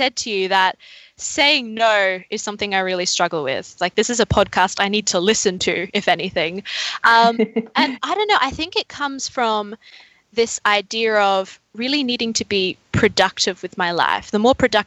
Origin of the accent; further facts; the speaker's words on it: Queensland, Australia; moved away as an adult; now in Melbourne, Australia; I'm originally from Queensland. I moved down here 4 years ago to start studying